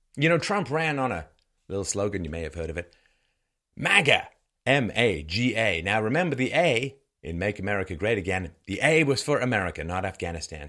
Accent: England, United Kingdom; also born or lived in Ireland; now in Canada; I was born in Ireland. I grew up in England. I live in Canada

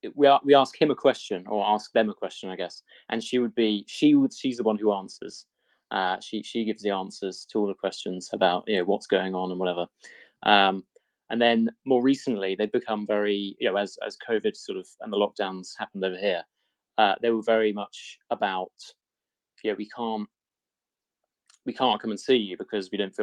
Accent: Greece; born there; No, I was born in Greece.

